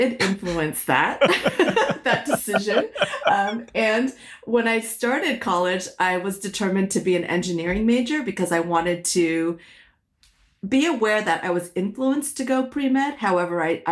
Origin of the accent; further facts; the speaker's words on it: San Francisco Bay Area, California, United States; first language Hokkien; English is a second language; also born or lived in Malaysia / Connecticut; spent most of my childhood growing up in the San Francisco Bay Area